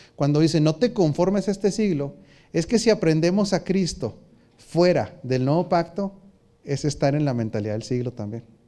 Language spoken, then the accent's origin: Spanish; Mexico; En la cultura mexicana, prácticamente desde que nacemos o nos empiezan a enseñar de Dios